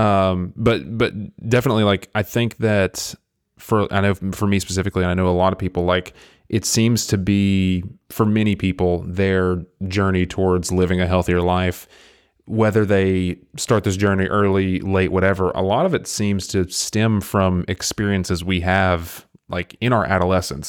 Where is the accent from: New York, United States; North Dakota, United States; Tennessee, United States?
Tennessee, United States; Englewood; moved away as an adult; now in Chattanooga, United States; the town I grew up in, I kid you not, I can look it up, it has, like, a thousand people on a good day.